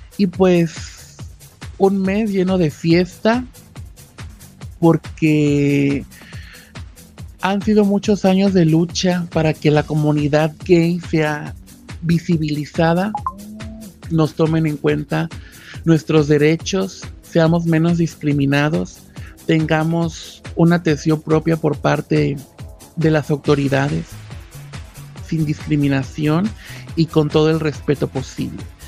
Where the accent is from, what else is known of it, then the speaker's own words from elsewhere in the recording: Chiapas, Mexico; desde aquí, desde mi tierra, Chiapas